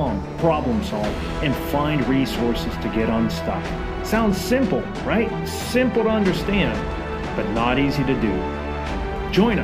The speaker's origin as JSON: {"language": "English", "country": "United States", "said": "I'm American, so I have a horrible accent"}